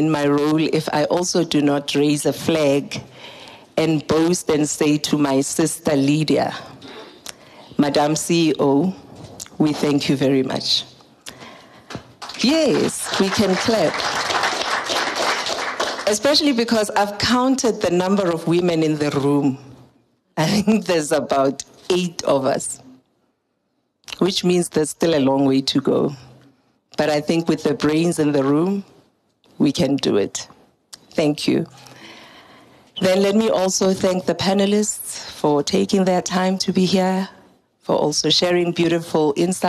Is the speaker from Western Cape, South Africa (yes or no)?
no; Daveyton, Gauteng, South Africa; I'm from Daveyton